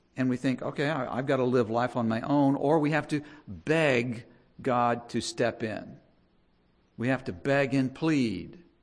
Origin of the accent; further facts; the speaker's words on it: United States; we're American